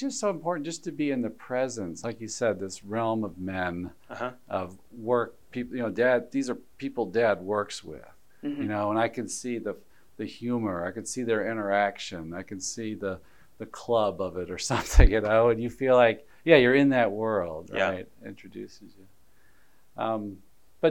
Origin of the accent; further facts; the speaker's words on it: Alabama, United States; I grew up in Alabama